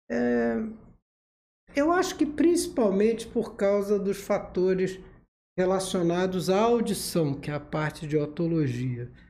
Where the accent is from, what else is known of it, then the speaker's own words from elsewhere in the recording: Rio de Janeiro, Brazil; now in Volta Redonda, Brazil; Eu sou do Rio de Janeiro, capital. Mas eu já moro aqui há 22 anos.